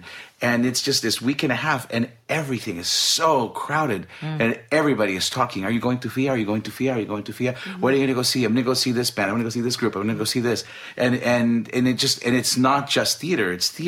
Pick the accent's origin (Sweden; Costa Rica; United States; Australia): Costa Rica; moved away; I'm from Costa Rica.